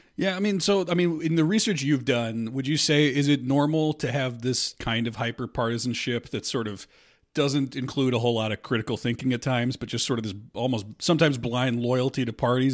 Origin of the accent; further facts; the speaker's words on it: Omaha, Nebraska, United States; I grew up in Omaha